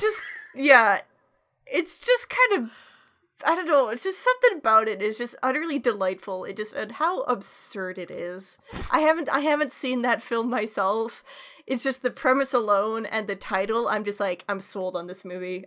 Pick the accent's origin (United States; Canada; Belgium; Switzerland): Canada; a Canadian